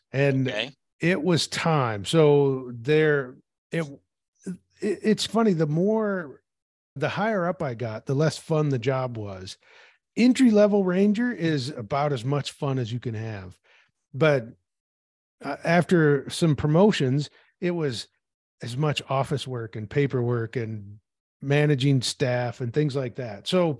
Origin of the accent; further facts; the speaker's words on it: Peoria, Illinois, United States; I grew up in Peoria, Illinois, which is the very middle of Illinois, halfway between St. Louis and Chicago.